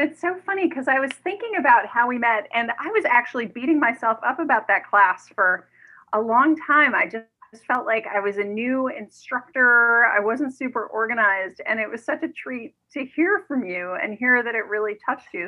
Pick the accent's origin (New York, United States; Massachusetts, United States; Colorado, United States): New York, United States; New York City; I grew up in New York City, uh, right in the heart of Manhattan